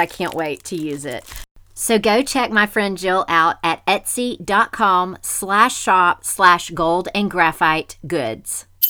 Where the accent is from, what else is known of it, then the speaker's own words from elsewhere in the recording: Memphis, Tennessee, United States; Rachel and I grew up together in Memphis